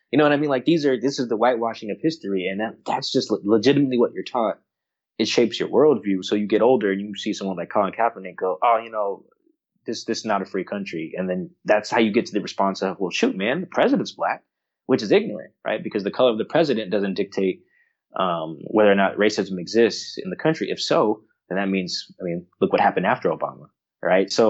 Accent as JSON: {"language": "English", "region": "Florida", "country": "United States", "tie": "born or raised there", "lives_now": "Seattle, United States", "said": "I grew up in Florida went to California for college, Palo Alto, um, at that, and then you know has now settled in like Seattle."}